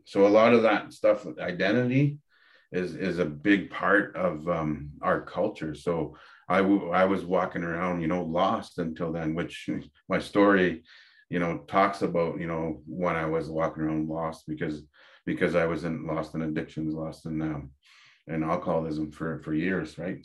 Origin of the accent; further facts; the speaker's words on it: Dokis First Nation, Ontario, Canada; now in Medicine Hat, Canada; I come from Kikendot Island, which is Doki's First Nation in Ontario. And I reside in Medicine Hat now